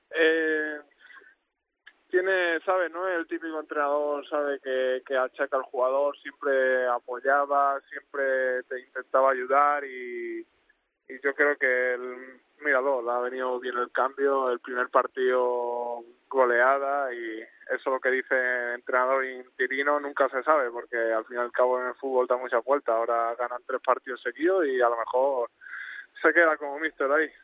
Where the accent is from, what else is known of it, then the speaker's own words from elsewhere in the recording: Málaga, Andalusia, Spain; moved away as an adult; also born or lived in Netherlands / Cartagena; now in Molde, Norway; yo nací en Málaga, yo junto a todos mis hermanos